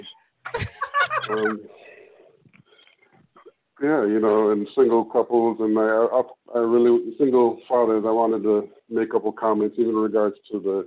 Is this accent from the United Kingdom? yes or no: no; Jamaica; moved away; I'm Jamaican. I was born in Jamaica. I've been here about 20 years